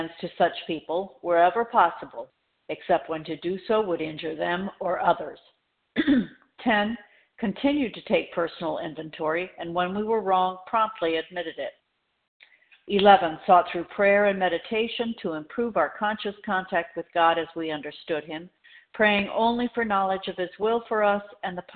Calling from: Florida, United States; I'm calling from Florida, where it is nice

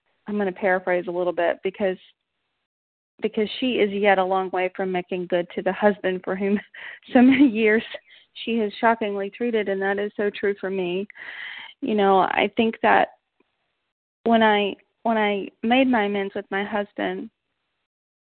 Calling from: Knoxville, Tennessee, United States; I'm calling from Knoxville, Tennessee

